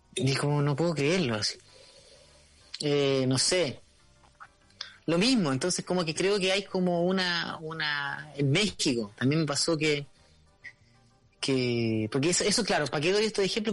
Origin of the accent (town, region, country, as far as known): Chile